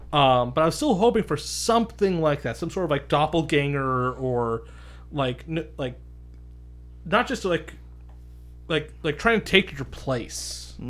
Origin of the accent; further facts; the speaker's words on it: Ireland; I'm an Irishman. I know my country's lore